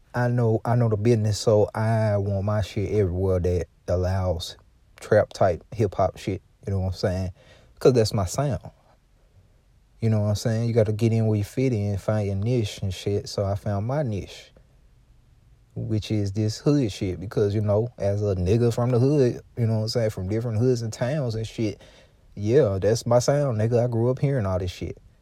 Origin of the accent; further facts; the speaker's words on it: Louisiana, United States; I'm from Louisiana and, um, I'm from a part of Louisiana